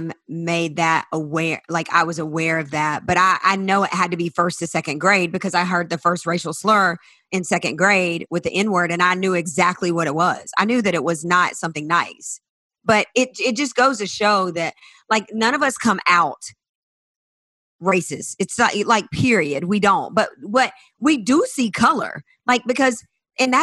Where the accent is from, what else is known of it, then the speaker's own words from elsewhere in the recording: South Carolina, United States; I'm from the South, from South Carolina, in a small town